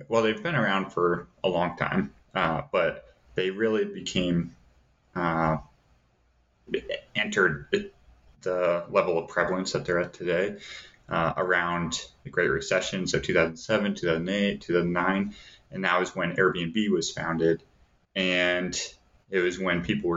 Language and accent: English; Davenport, Iowa, United States; now in Flagstaff, United States; where I grew up in Davenport, Iowa